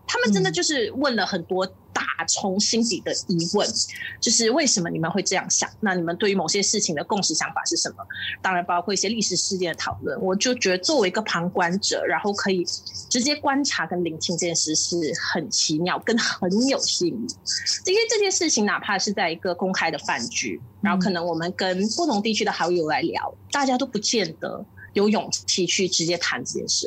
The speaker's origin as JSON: {"language": "Chinese", "country": "Malaysia", "said": "我们马来西亚华人"}